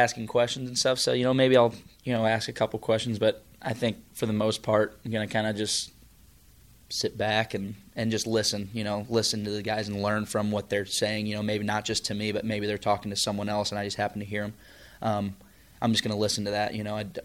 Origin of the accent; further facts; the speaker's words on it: St. Louis, Missouri, United States; we're both from the St. Louis area